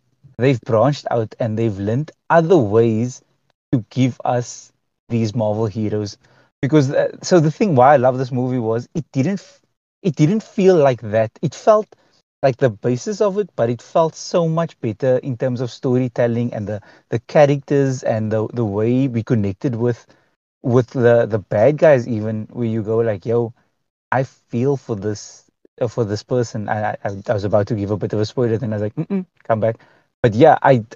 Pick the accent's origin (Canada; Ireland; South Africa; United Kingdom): South Africa